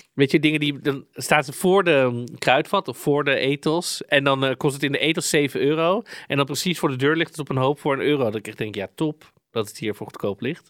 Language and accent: Dutch; Amsterdam, North Holland, Netherlands; accent: Amsterdam; kom ik met mijn Amsterdamse accent